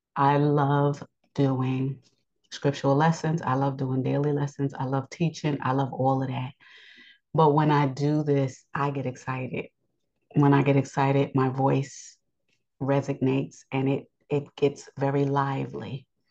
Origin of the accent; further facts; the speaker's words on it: United States; I was born in the United States